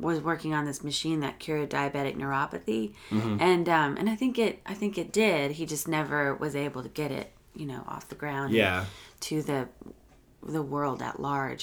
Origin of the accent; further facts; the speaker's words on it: New Braunfels, Texas, United States; I grew up in a small town in Texas called New Braunfels